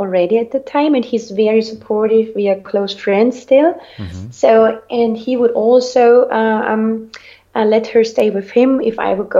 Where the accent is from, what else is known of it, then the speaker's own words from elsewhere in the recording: Austria; moved away as an adult; also born or lived in Ibiza / Cyprus; growing up in Austria, for me, which is a very, very cold country